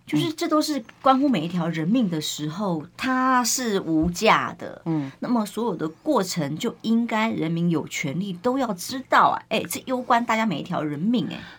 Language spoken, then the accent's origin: Chinese; Taiwan; 我们台湾人